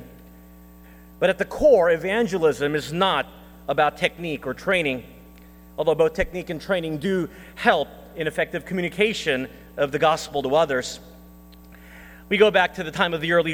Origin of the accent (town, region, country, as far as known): Texas, United States; born or raised there; moved away; also born or lived in Philippines